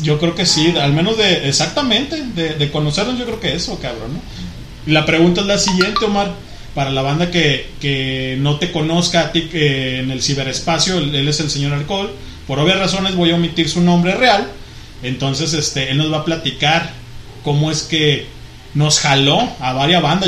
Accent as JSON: {"language": "Spanish", "town": "Guadalajara", "region": "Jalisco", "country": "Mexico", "said": "Pues de Guadalajara"}